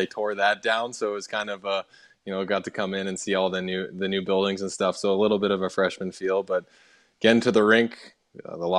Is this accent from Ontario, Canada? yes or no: no; Edmonton, Alberta, Canada; I grew up around the Oilers dressing room